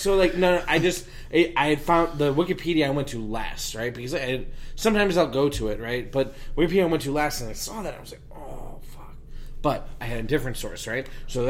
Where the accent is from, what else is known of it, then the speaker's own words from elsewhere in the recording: Illinois, United States; moved away; I'm from Illinois originally